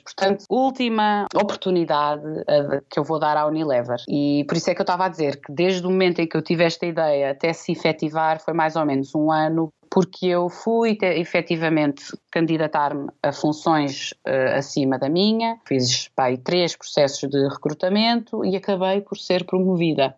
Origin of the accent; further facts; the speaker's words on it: Portugal; sou portuguesa